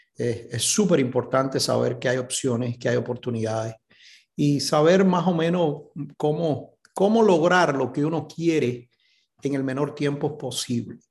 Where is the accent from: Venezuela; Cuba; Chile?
Cuba; moved away as an adult; also born or lived in Miami, Florida; now in California, United States; Yo nací en Cuba